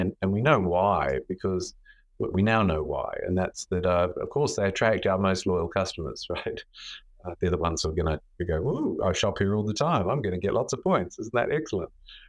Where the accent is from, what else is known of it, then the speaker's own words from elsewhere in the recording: Australia; I always fly with Qantas. I'm sure Australian. It's quite hard not to fly with Qantas.